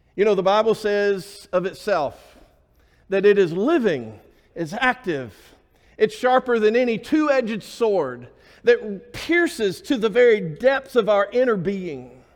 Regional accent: Alabama, United States; I was born and raised in Alabama

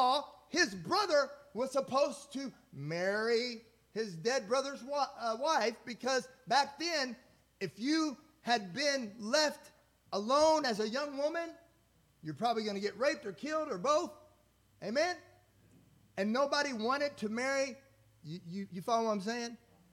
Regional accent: Indiana, United States; now in Texas, United States; I'm from Indiana

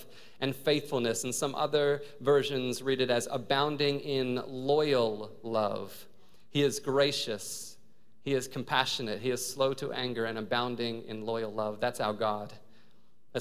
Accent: Australia; also born or lived in New Zealand; now in United States; I was born in New Zealand. I grew up in Australia.

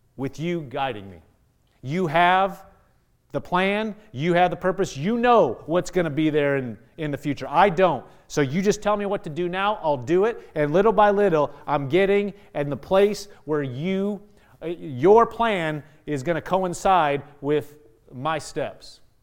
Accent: Nebraska, United States; I'm from Nebraska

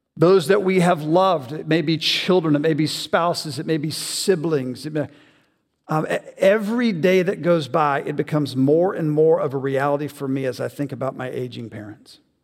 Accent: the South, United States; I grew up in the South. I'm a typical Southern boy

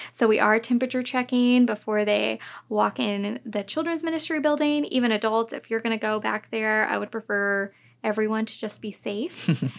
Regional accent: North Richland Hills, Texas, United States; I grew up in North Richland Hills, which was super fun, and I've loved the area

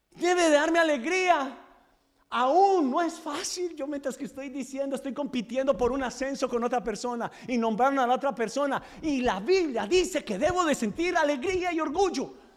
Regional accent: Medellín, Antioquia, Colombia; now in United States; los que somos de Medellín.

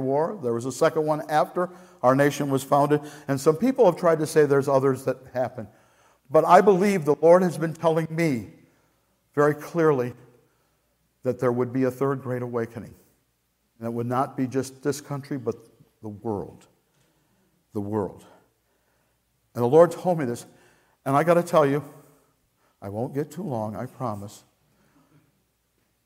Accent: Scotland, United Kingdom; as a Scottish person

